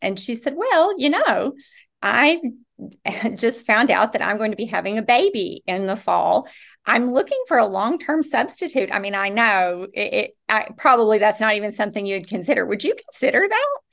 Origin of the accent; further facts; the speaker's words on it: Rowan County, Kentucky, United States; I was born and raised in Rowan County